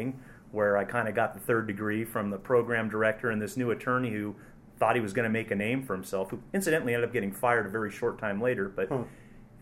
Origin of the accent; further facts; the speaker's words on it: Cupertino, California, United States; born and raised in Cupertino